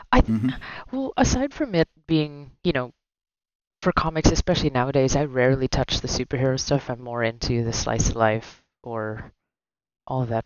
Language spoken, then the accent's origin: English; Philippines; moved away; growing up in the Philippines